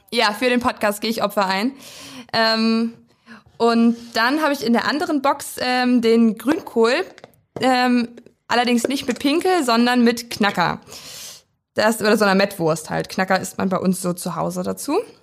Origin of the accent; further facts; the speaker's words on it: Weisen, Brandenburg, Germany; ich komme aus dem kleinen Dörfchen Weisen